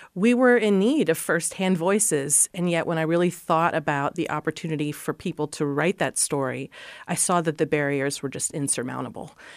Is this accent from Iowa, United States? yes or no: yes; Columbus Junction, Iowa, United States; I'm an Iowa girl. I grew up in Columbus Junction